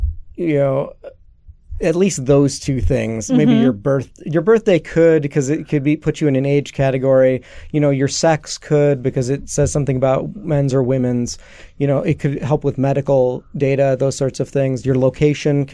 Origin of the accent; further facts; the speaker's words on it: Chicago, Illinois, United States; I'm Greek, I'm Greek American, grew up in Chicago